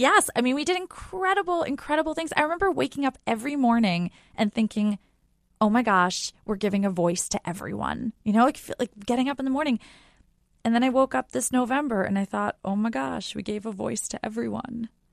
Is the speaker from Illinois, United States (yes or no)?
no; outside of New York City, United States; we grew up outside of New York City.